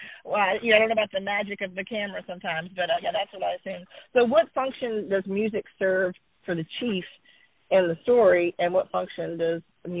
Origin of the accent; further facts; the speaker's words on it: Virginia, United States; I grew up in Virginia